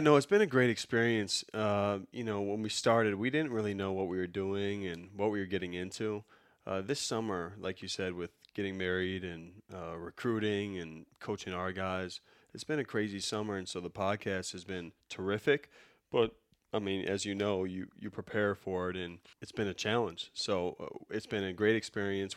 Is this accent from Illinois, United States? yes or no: yes; Chicago, Illinois, United States; I'm from Chicago